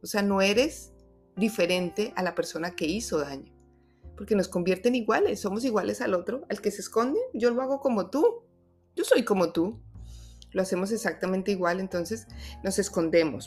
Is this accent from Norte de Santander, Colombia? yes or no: no; Bogotá, Colombia; moved away; honro mi tierra, mi ciudad Bogotá